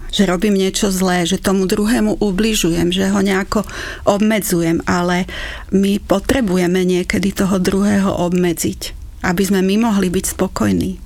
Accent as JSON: {"language": "Slovak", "country": "Slovakia", "said": "na Slovensku, že hodne sme boli vychovávaní takým direktívnym spôsobom"}